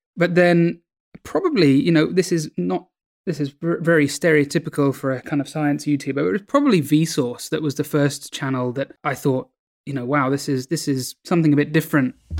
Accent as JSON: {"language": "English", "region": "London", "country": "United Kingdom", "tie": "born or raised there", "also_born_or_lived": "New Delhi, India", "said": "I was born in New Delhi in, in India, the capital of India, and, um, I lived there for the first few years of my life and, and then came to the U K, and I've been in London ever since"}